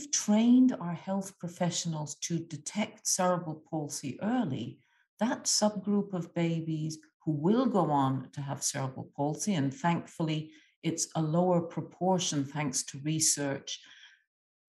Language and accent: English; Egypt; moved away; I grew up in a lower-income country, I grew up in Egypt